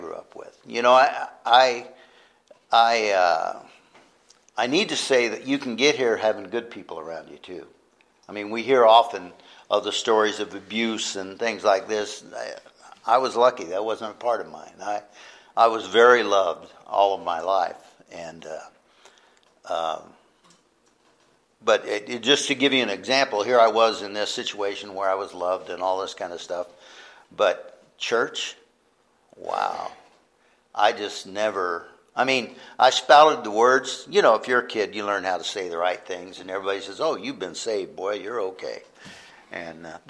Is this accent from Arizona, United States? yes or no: yes; Palo Verde, Arizona, United States; I am a local guy. I grew up in the Buckeye area, actually Palo Verde, the big town of Palo Verde